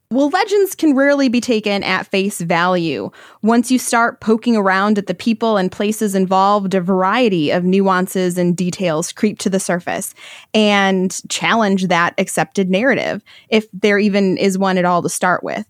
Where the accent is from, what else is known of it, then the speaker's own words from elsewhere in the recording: Michigan, United States; I'm from Michigan